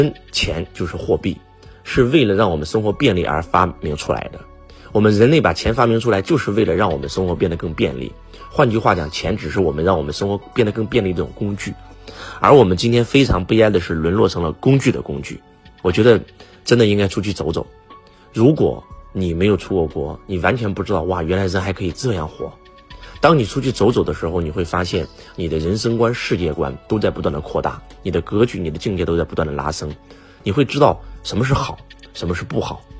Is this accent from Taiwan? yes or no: no; China; 在我们中国，我们所有的中国人都非常非常辛苦，